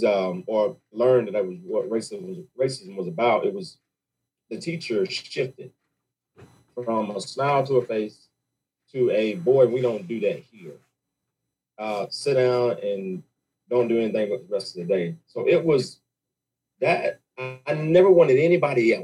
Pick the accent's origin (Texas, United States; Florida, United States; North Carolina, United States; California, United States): North Carolina, United States; Raleigh; also born or lived in Johnston County, North Carolina / Clayton, North Carolina; I'm really from Worthdale, Raleigh, North Carolina